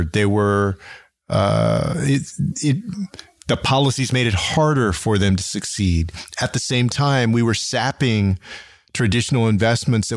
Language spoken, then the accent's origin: English; San Antonio, Texas, United States; my hometown of San Antonio had more drive-by shootings than Austin, Houston, and Dallas combined